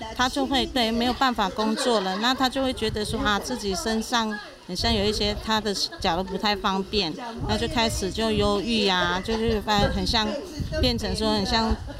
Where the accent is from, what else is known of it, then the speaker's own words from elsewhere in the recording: Taiwan; 我们布农族